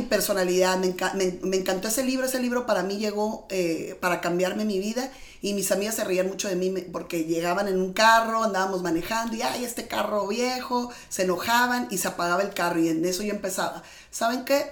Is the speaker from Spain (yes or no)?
no; Mexicali, Baja California, Mexico; yo vengo de Mexicali, yo nací en un pueblito que se llama Mexicali, Baja California